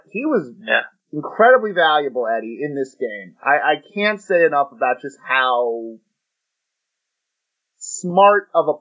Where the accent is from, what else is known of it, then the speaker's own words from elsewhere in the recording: United States; we're from the United States